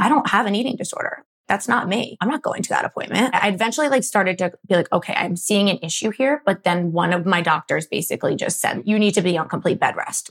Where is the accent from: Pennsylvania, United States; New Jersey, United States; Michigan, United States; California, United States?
Pennsylvania, United States; Philadelphia; I'm from Philly, born and raised in the suburbs